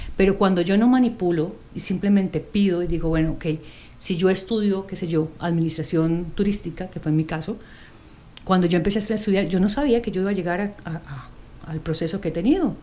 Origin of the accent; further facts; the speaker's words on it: Colombia; moved away; yo soy colombiana